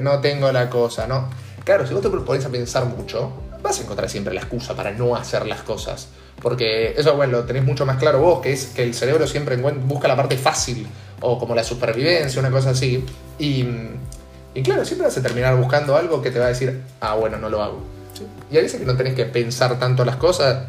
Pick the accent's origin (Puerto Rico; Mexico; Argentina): Argentina; Buenos Aires; yo soy un cheto de Belgrano que iba a colegio privado y vacacionaba en Punta del Este